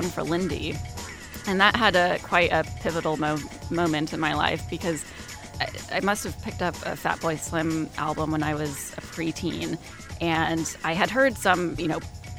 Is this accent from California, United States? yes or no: no; Kansas, United States; Growing up in Kansas